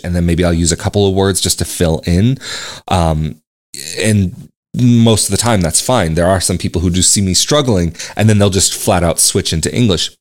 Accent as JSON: {"language": "English", "country": "United States", "also_born_or_lived": "Italy / Braga, Portugal", "moved": "as an adult", "lives_now": "Portugal", "said": "I'm from the U S"}